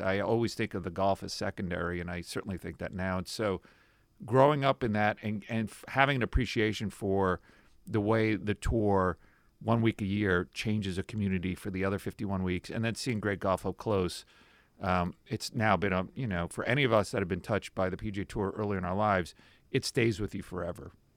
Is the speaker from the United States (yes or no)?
yes; Yonkers, New York, United States; moved away as an adult; now in Saint Louis, United States; I grew up in, uh, Yonkers, New York